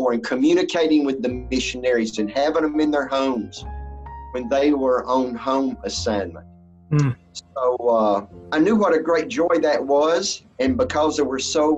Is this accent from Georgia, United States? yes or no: yes; Atlanta, Georgia, United States; Born and raised in the Atlanta, Georgia area.